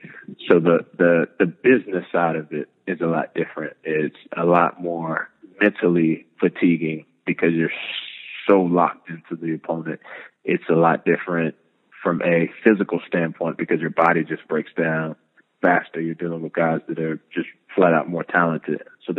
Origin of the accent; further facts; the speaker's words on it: the South, United States; Yeah, so I'm from the South, and if they even think it's going to snow, the city shuts down for at least a week.